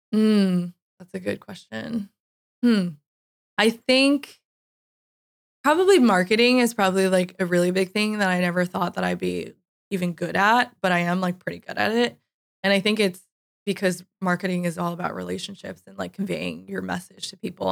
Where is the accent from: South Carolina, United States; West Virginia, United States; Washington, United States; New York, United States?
New York, United States; moved away as an adult; also born or lived in California / San Francisco; I am originally from New York